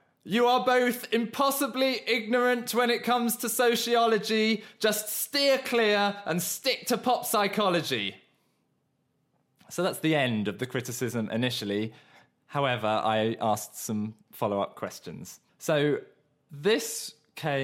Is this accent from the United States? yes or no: no; Surrey, South East England, United Kingdom; moved away; also born or lived in Mauritius; I come from originally the archetypal Southern England middle-class background in that I was born in Surrey, the epicentre of the middle class in the south of England, and my dad was an architect and I lived in suburbia